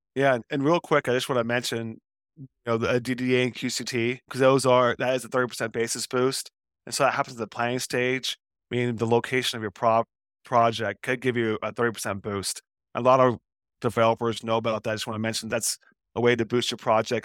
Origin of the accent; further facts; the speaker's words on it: Portland, Oregon, United States; I'm from Portland, Oregon, and the headquarters of Nike are here